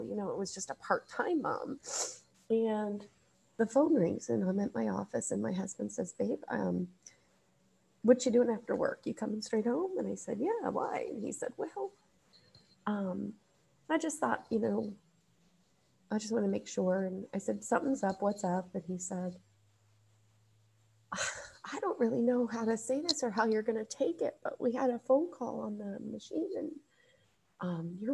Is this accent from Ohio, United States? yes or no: yes; Ohio, United States; I was born in Ohio